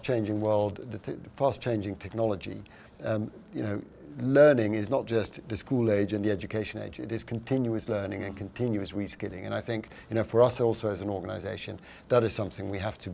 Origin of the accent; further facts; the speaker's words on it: Amsterdam, North Holland, Netherlands; I am from Amsterdam in the Netherlands, smaller market, but very, very active in that area as well